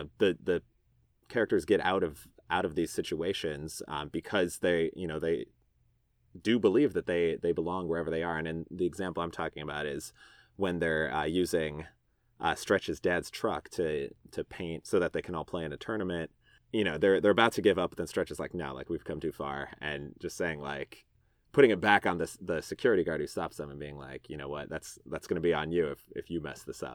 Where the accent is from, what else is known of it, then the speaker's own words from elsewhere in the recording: Chicago, Illinois, United States; now in Austin, United States; growing up in Chicago.